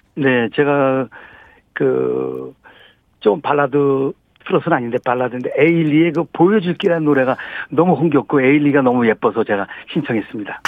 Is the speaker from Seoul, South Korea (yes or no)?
yes; Seoul, South Korea; also born or lived in Mapo, Seoul; 저는 원래 유년 시절 때 종로에서 가해동 제동학교 그쪽에서 자랐거든요